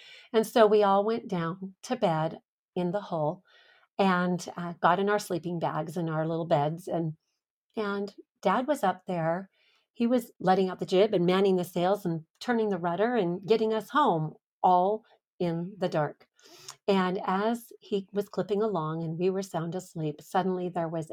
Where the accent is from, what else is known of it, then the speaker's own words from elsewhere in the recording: Los Angeles, California, United States; the San Pedro Bay, where I grew up in California